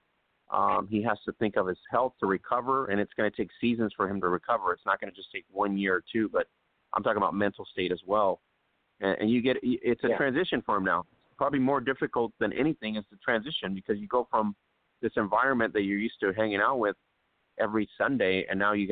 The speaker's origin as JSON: {"language": "English", "region": "California", "country": "United States", "said": "being a California guy"}